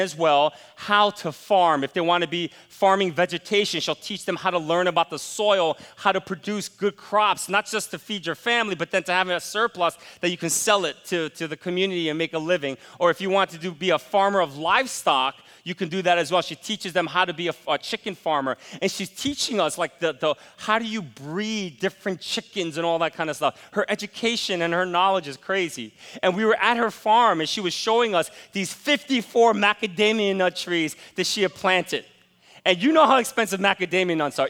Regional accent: United States; as an American

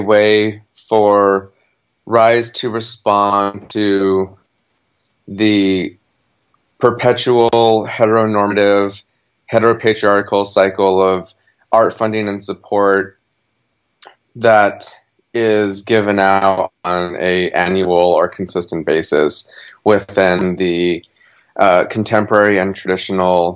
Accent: Gallup, New Mexico, United States; now in Portland, United States; I grew up in Gallup, New Mexico

